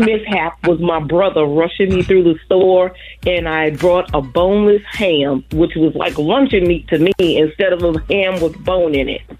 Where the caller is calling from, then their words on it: Houston, Texas, United States; I'm calling from Houston, Texas.